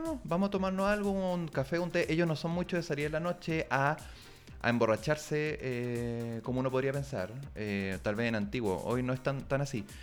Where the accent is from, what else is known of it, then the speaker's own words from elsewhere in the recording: Chile; moved away as an adult; also born or lived in China; Uno también como chileno, como medio extranjero, eh, occidental